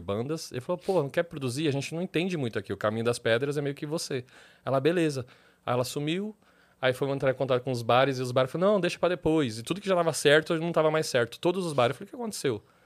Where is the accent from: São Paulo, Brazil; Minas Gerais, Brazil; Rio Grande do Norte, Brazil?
São Paulo, Brazil; also born or lived in Tatuapé; eu sou da ZL, morador da ZL